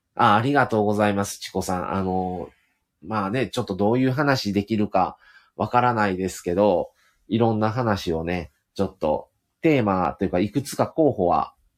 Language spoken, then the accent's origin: Japanese; Hyogo, Japan; accent: Kansai; 奥様も僕も一応兵庫県出身